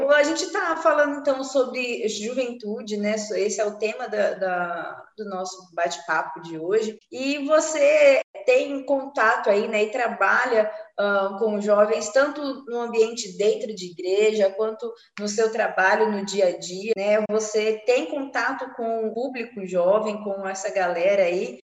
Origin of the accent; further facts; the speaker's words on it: interior of São Paulo, Brazil; moved away; eu sou do interior de São Paulo